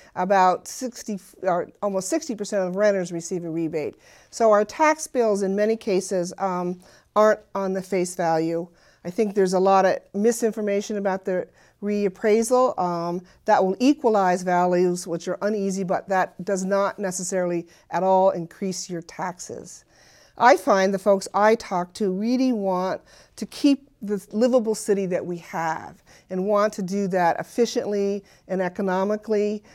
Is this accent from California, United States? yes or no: no; Burlington, Vermont, United States; I've always lived in Burlington